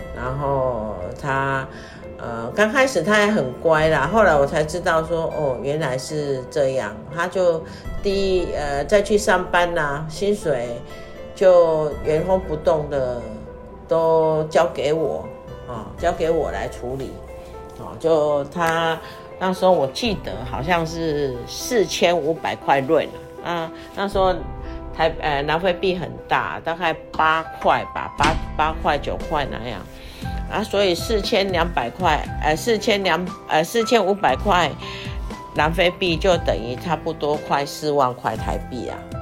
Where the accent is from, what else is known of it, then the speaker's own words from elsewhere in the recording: Taiwan; moved away as an adult; 我们就回台湾